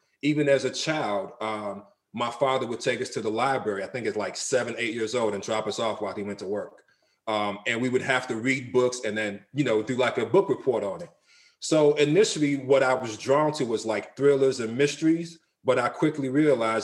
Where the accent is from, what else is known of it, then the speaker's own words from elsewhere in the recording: Nigeria; now in United States; I'm from Nigeria. On my mother's side, I'm from the Isoko tribe.